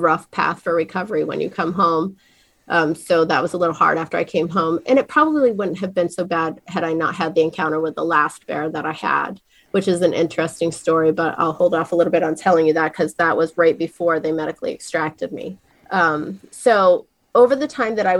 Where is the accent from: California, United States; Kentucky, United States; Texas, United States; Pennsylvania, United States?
Pennsylvania, United States; near Wellsboro, Pine Creek Gorge; I grew up, you know, running around the mountains in a little town called Asif down in, you know, outside of Wellsboro, Pine Creek Gorge running through